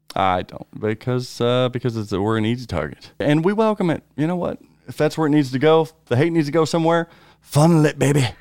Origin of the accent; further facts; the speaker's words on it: United States; us Americans